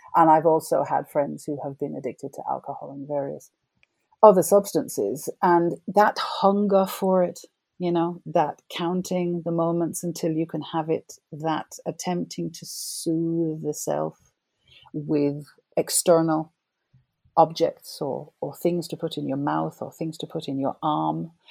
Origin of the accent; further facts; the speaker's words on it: Jamaica; moved away as an adult; also born or lived in England; now in United Kingdom; I grew up in Jamaica.